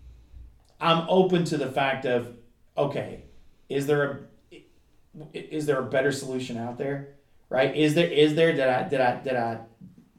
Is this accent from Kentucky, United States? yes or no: yes; Kentucky, United States; I grew up in Kentucky